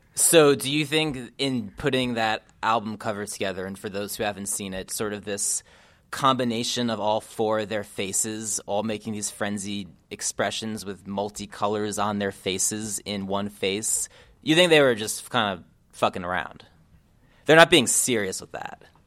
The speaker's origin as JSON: {"language": "English", "region": "New Jersey", "country": "United States", "tie": "born or raised there", "said": "I was an emo and pop punk kid growing up in New Jersey"}